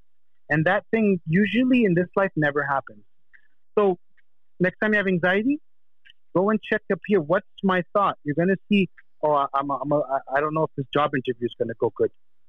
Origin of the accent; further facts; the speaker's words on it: Canada; moved away; But if you saw me 20 years ago when I came from Canada, brother, I was just a douchebag.